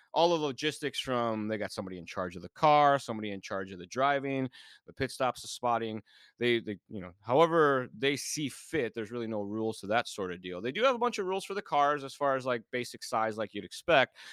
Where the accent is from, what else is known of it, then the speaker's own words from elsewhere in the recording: Illinois, United States; when I grew up in Illinois as a kid